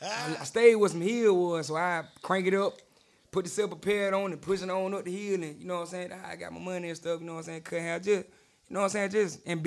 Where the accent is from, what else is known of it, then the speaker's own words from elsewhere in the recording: Tuscaloosa, Alabama, United States; Tuscaloosa, Alabama.